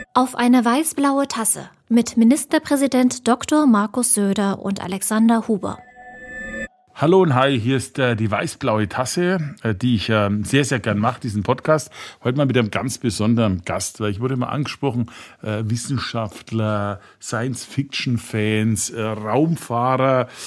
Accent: Franconia, Bavaria, Germany; Ich bin ja selber eher der Flachländer. Wir haben ja bei uns im Franken

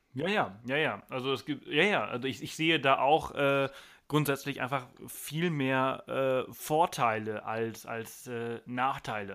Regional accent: Germany

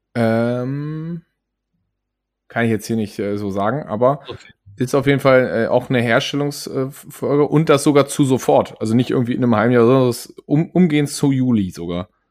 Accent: Germany; als Deutsche

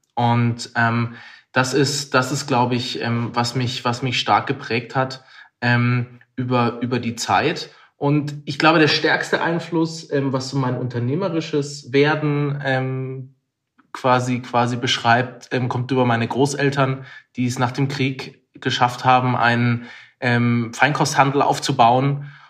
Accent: Pforzheim, Baden-Württemberg, Germany; Ich komme aus Pforzheim. Andreas würde sagen, die zweitschönste Stadt Deutschlands. Und ähm, bin dort aufgewachsen

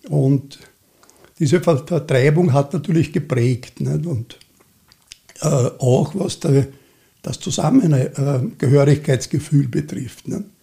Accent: Vienna, Austria; born there; und ich bin 48 äh, in Wien geboren.

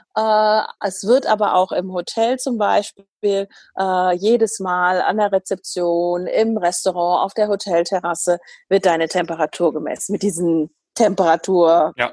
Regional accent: Germany; bei uns in Deutschland

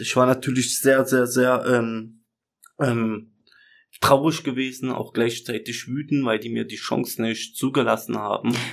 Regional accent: Germany; also born or lived in Chemnitz; ich bin hier geboren, ich kenne die Kultur, also ich habe hier meinen Freundeskreis

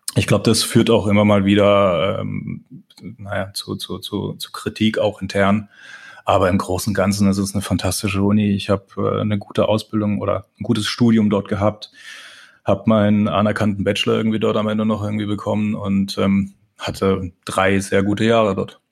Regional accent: Pforzheim, Baden-Württemberg, Germany; ich bin aufgewachsen in Pforzheim

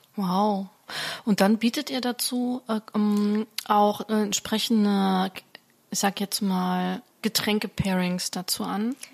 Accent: Germany; bei uns in Deutschland

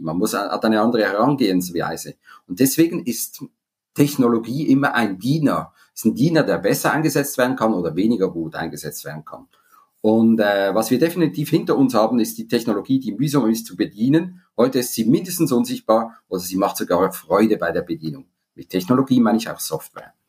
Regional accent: Zurich, Switzerland; moved away as an adult; also born or lived in Spain; Ich habe viele Jahre im Ausland gelebt, ich komme aus Zürich, bin jetzt seit mittlerweile zehn Jahren auch zurück

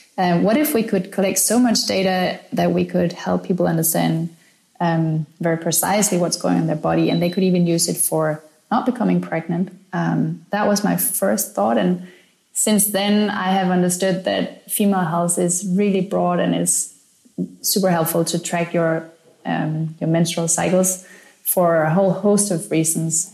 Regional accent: Denmark; now in Berlin, Germany; I'm from Denmark, I'm an immigrant here

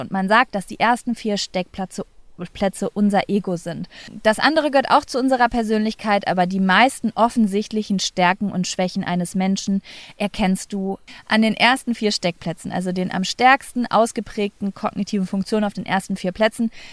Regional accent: Lübbecke, North Rhine-Westphalia, Germany; moved away as an adult; also born or lived in Cologne; meine Heimatstadt Lübbe

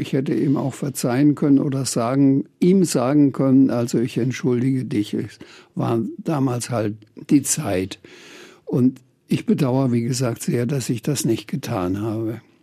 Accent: Franconia, Bavaria, Germany; also born or lived in Bamberg / Schweinfurt / Birkenfeld; dass ich Franke bin

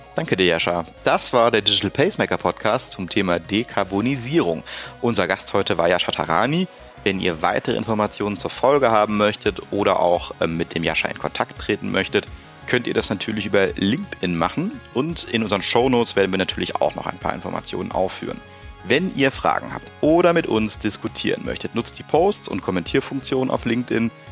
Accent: Rhineland, Germany; der Uli und ich als Rheinländer

